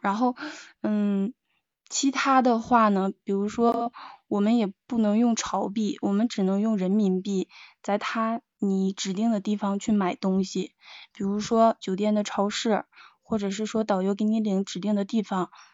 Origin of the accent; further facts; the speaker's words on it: northern China, China; 我是北方人